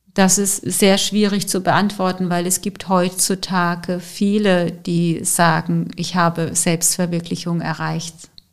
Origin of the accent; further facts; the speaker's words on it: Germany; bei uns in Deutschland